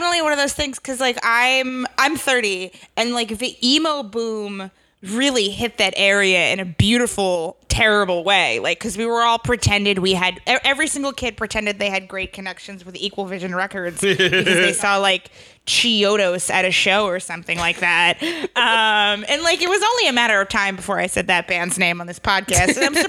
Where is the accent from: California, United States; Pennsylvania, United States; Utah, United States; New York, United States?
New York, United States; Hudson Valley; I grew up in the Hudson Valley.